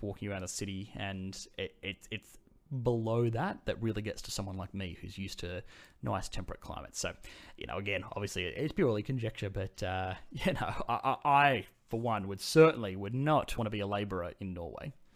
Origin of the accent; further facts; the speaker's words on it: Sydney, New South Wales, Australia; I'm from Sydney